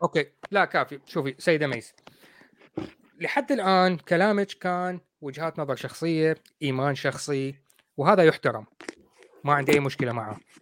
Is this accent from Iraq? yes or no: yes; Iraq; also born or lived in Coventry, United Kingdom; now in United Kingdom; انا رجل بريطاني انا اصلي عراقي